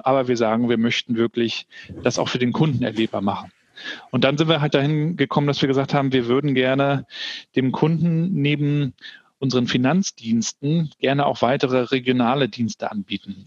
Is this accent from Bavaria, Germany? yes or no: no; Rostock, Mecklenburg-Vorpommern, Germany; also born or lived in Hamburg; bei uns in, in Warnemünde, wo ich aufgewachsen bin.